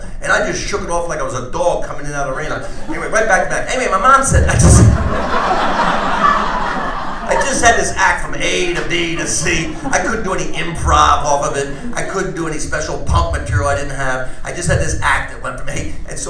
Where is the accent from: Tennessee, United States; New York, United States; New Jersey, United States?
New Jersey, United States; I'm from New Jersey.